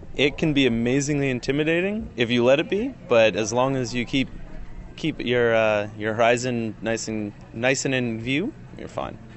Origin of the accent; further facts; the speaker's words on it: Ontario, Canada; accent: Canadian; I'm from Ontario and just have always been around the lakes